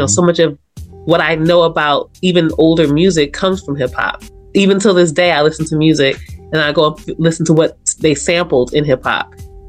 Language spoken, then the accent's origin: English; Los Angeles, California, United States; growing up in South Central Los Angeles